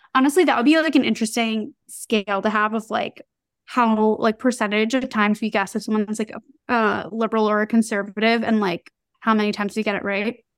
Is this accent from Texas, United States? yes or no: no; New York, United States; as a New Yorker